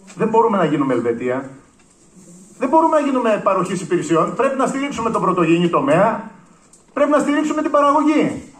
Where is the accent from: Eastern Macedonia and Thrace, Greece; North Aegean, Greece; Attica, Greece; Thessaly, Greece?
North Aegean, Greece; Lemnos; Έλειψα από τον τόπο μου μόνο πέντε χρόνια που ήταν οι σπουδές μου